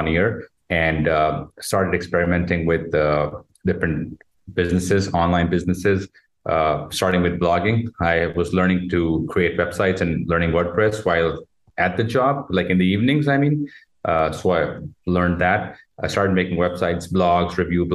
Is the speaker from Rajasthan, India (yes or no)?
yes; Jodhpur, Rajasthan, India; moved away as an adult; now in Gurgaon, India; I'm from India, a city called Jodhpur, also called the Blue City